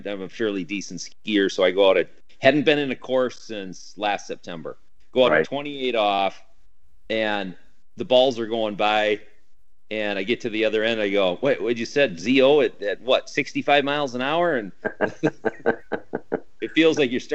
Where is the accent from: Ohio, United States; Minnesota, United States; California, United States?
Minnesota, United States; I'm from Minnesota, although I'm a proud Minnesotan.